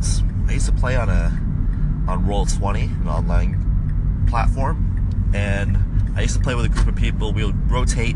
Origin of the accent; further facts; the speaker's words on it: Chicago, Illinois, United States; I play my hometown team